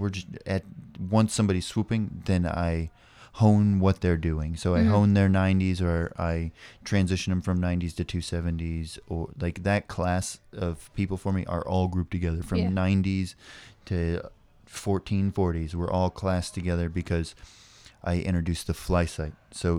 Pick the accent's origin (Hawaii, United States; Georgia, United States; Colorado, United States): Hawaii, United States; And I came from Hawaii. We deal with the wind a lot.